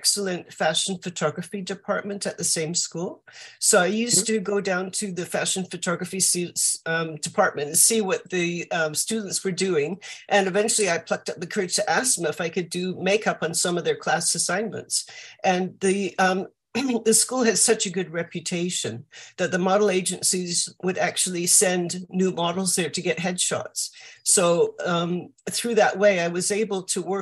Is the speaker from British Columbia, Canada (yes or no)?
yes; Vancouver, British Columbia, Canada; moved away as an adult; also born or lived in California; now in London, United Kingdom; I grew up in Vancouver in Canada.